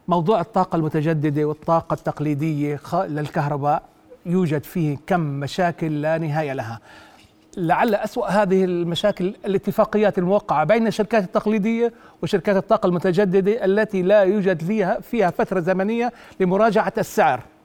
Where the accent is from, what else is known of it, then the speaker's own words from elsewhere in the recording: Jordan; عندنا بالأردن